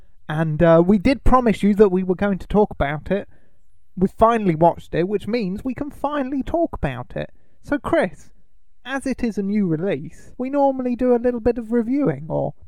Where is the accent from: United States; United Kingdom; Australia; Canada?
United Kingdom; We don't really get Twinkies over here, do we? Because we're British